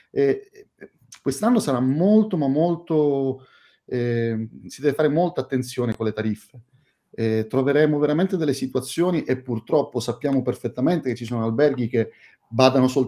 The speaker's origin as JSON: {"language": "Italian", "town": "Catania", "region": "Sicily", "country": "Italy", "tie": "born or raised there", "said": "Io sono, oggi sono, sono a Catania, la mia città natale, e sono molto, ma molto contento di essere qui, non in veste di turista, non in veste di eh, catanese che torna a casa sua"}